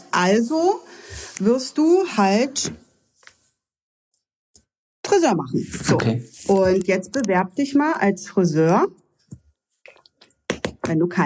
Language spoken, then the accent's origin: German; Lübbenau, Brandenburg, Germany; also born or lived in Cottbus; Also ich komme ja ganz aus dem Spreewald {S0} ja. unten {S1} ursprünglich, bin dann von Lübbenau weggezogen in ein kleines Dörfchen, weil ähm, ich ja dann irgendwo untergebracht werden musste. Ich war ja noch 16